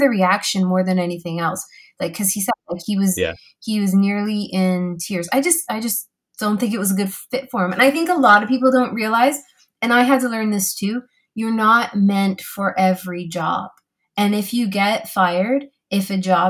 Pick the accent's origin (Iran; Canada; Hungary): Canada; I'm so Canadian